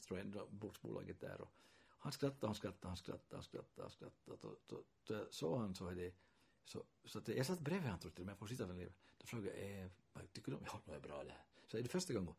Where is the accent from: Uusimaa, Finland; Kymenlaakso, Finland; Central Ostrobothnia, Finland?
Central Ostrobothnia, Finland; Kokkola; first language Swedish; Och redan när jag växte upp här så, så hade jag nog finska vänner. Och intressant fenomenet var ju då i Hakkalax där jag växte upp